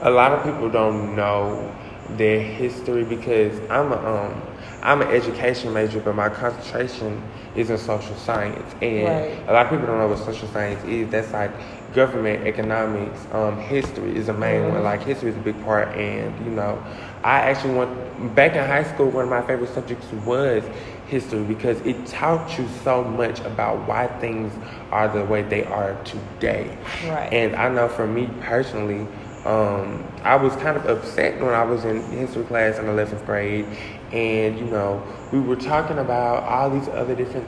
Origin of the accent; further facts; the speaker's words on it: the South, United States; growing up in the South